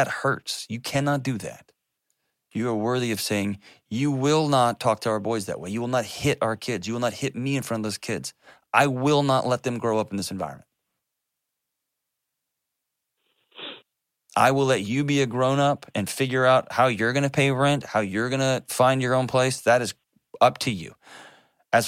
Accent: Texas, United States; As a Texan, we were just raised to hate Oklahoma City

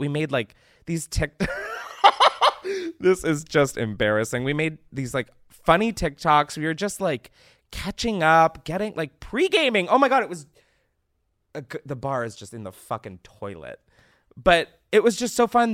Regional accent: East Coast, United States; I'm fucking from the East Coast. I live a state below New Jersey

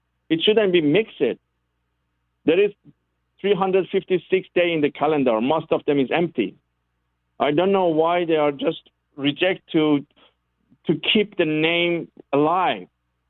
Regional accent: Canada; English is a second language; I think that they deserve, as a Canadian, for the future, to people know and remember them

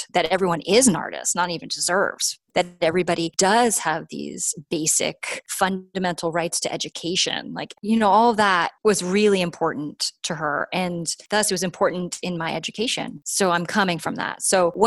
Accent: New York, United States; now in California, United States; I grew up in New York

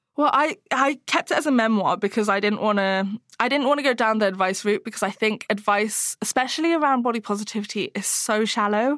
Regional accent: Hong Kong; moved away; I grew up in Hong Kong

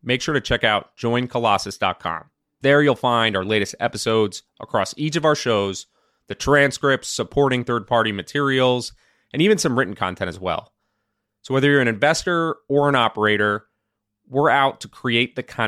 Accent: United States; I'm just going to start out as the American over here

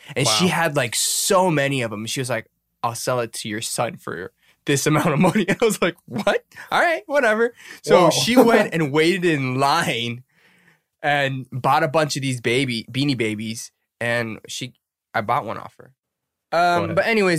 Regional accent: United States; as an American

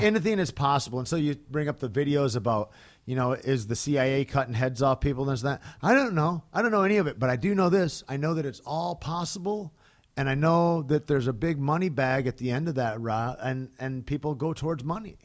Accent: United States; as an American that's been in sports for fucking a couple of decades

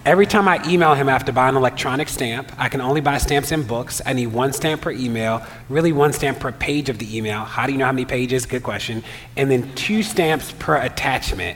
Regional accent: Baltimore, Maryland, United States; I'm from Baltimore

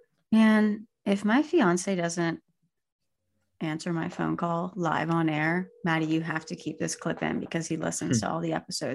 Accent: Sugar Land, Texas, United States; He lost out to our guy who is also from Texas, Sugar Land, Texas, Kevin Copps, my hometown.

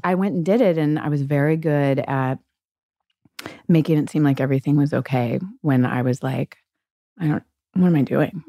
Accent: Gulf Breeze, Florida, United States; I'm from Gulf Breeze, Florida

